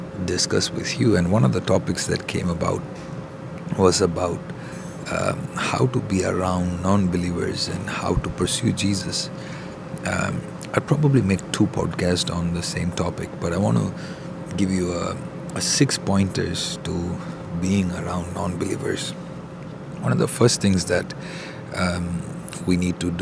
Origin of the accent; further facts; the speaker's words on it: India; growing up in India